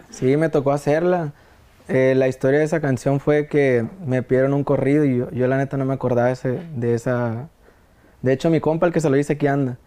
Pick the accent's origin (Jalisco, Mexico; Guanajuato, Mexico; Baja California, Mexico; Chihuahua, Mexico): Baja California, Mexico; Mexicali; Mexicali, yo estoy nacido en Mexicali, Baja California